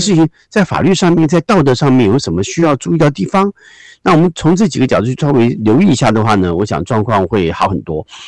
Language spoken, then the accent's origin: Chinese; Taiwan; 我们就是台湾人讲老还颠呐